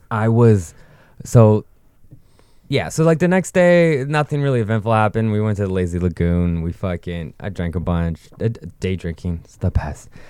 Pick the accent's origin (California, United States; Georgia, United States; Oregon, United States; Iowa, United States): California, United States; Northern; we're from Calif-, Northern California